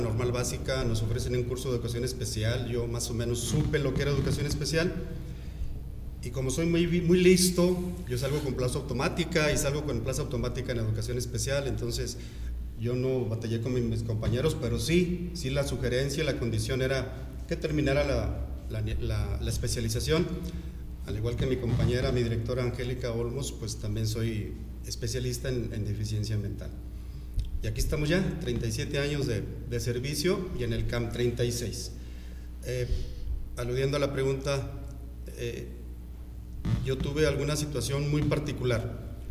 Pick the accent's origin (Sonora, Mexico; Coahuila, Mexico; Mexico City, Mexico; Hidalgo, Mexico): Coahuila, Mexico; Saltillo; moved away as an adult; now in Comarca Lagunera, Mexico; yo soy de Saltillo